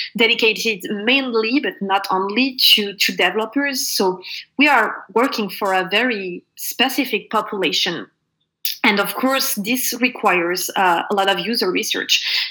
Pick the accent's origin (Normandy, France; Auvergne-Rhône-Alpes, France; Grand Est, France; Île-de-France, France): Normandy, France; born or raised there; also born or lived in Paris